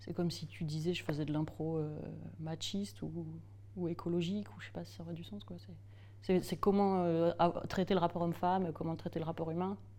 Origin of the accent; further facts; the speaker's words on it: Strasbourg, Grand Est, France; Je suis née à Strasbourg